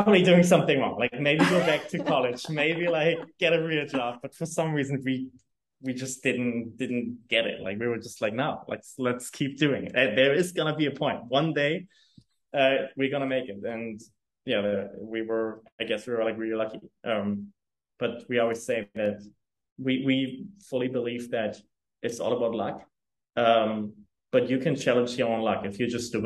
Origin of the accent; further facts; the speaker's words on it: Germany; English is a second language; also born or lived in New York; now in Hamburg, Germany; I come from a very rural town in Germany